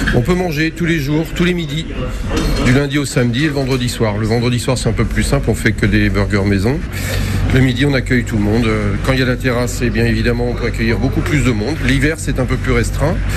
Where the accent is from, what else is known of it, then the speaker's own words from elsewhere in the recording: Gorron, Pays de la Loire, France; moi je suis originaire de Goron